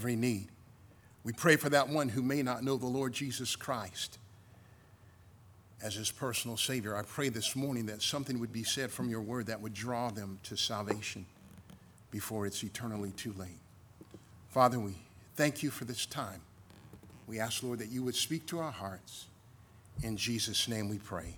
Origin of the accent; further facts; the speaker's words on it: United States; moved away; I'm glad I'm American